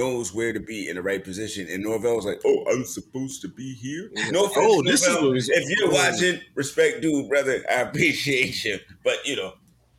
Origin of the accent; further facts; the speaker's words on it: New York City, New York, United States; I'm from Queens.